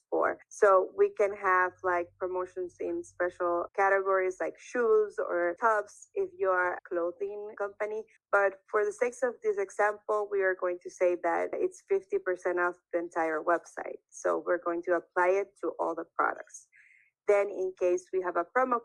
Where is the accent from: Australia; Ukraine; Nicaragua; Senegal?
Nicaragua; first language Spanish; English is a second language; also born or lived in Taiwan; I'm from Nicaragua, so I speak Spanish